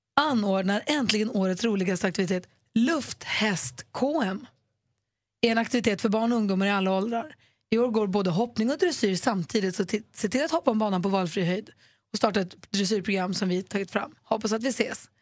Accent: Luleå, Norrbotten County, Sweden; vi hade rykt-SM när jag var liten på Luleå ridklubb

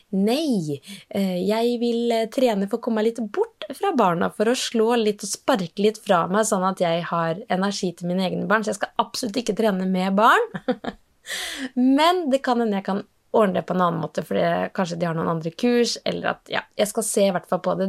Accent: Norway; Kalakroken, der jeg vokste opp

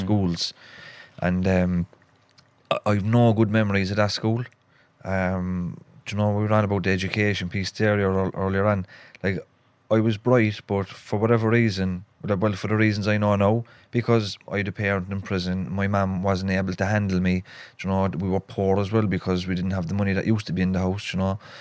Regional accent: Cork, Munster, Ireland; accent: Cork; also born or lived in Dublin; So we moved from Dublin to Cork in 1986 and I was only a few months old into a place called Knocknaheeny, which is on the northwest of Cork City.

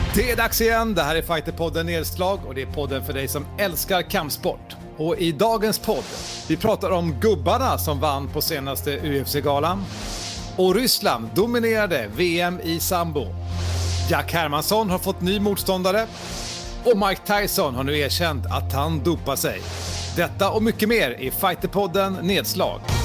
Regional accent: Sweden

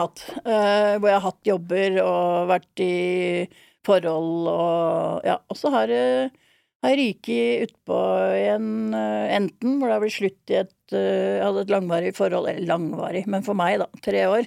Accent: Drøbak, Akershus, Norway; also born or lived in Miami, United States / Oslo, Norway / Lillehammer, Norway; jeg har jo hatt uh, halve barndommen min i Drøbak og halvparten i Miami

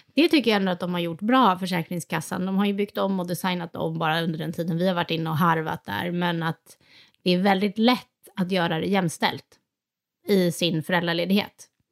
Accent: Sweden; som svensk

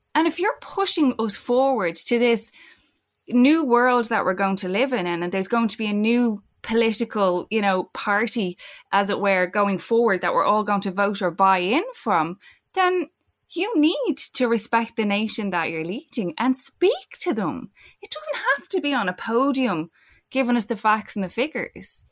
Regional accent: Ireland; as Irish people

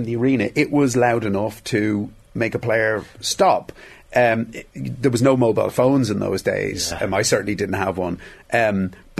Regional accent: Dublin, Leinster, Ireland; I was from Dublin.

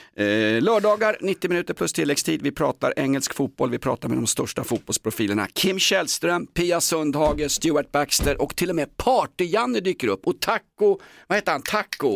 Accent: Sweden; som svensk

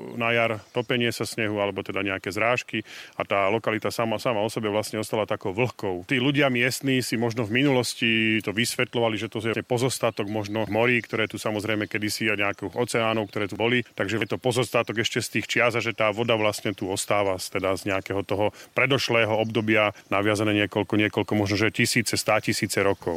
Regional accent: Nová Baňa, Banská Bystrica Region, Slovakia; U nás v Novej Bani je to veľká zvláštnosť

